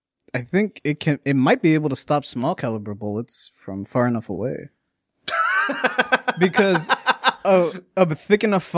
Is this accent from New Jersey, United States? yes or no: no; Texas, United States; I'm from Texas.